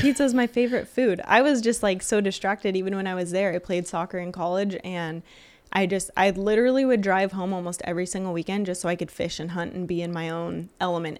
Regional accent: Lake Isabella, California, United States; born and raised in Lake Isabella.

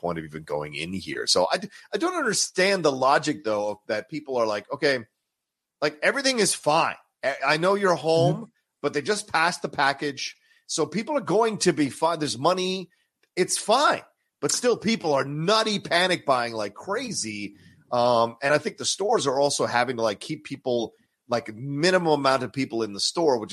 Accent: Virginia, United States; we had this massive hill in our backyard growing up in Virginia

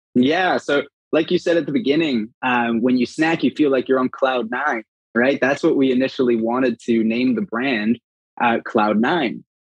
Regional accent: Los Angeles, California, United States; moved away as an adult; now in Austin, United States; originally from Los Angeles

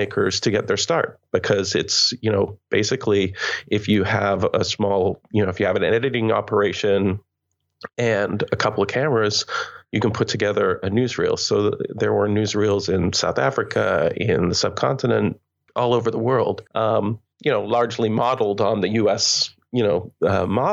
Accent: Canada; moved away as an adult; I'm Canadian

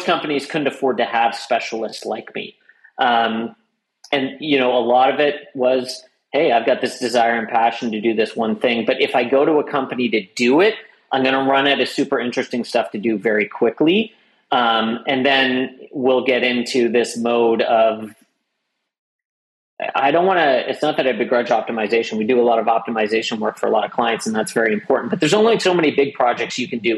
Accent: Canada; I was born in Canada, had two parents

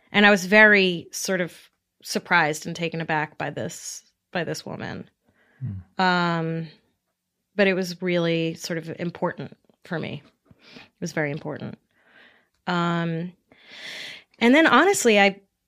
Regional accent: New York, United States; I grew up in New York

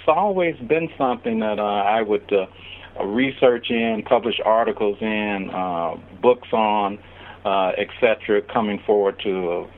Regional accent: Chicago, Illinois, United States; Heck, I grew up in Chicago and thought I knew a lot about the history of Chicago

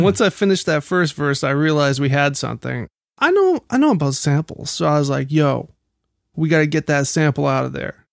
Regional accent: Baltimore, Maryland, United States; I'm from Baltimore

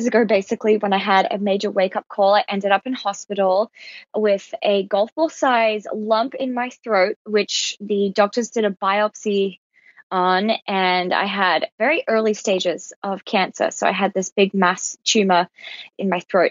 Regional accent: Alice Springs, Northern Territory, Australia; I grew up in Alice Springs, which is in outback Australia

